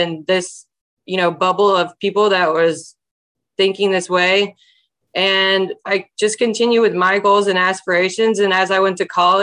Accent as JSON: {"language": "English", "region": "Alabama", "country": "United States", "tie": "born or raised there", "said": "I was raised in Alabama"}